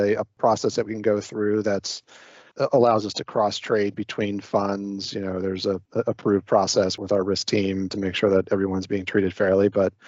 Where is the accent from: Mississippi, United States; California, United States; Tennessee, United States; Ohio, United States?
Ohio, United States; moved away as an adult; I grew up in Ohio and went to school out there